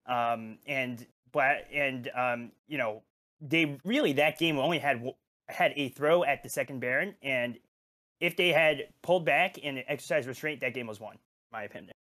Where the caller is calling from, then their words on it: Bay Area, California, United States; calling from, uh, the Bay Area, California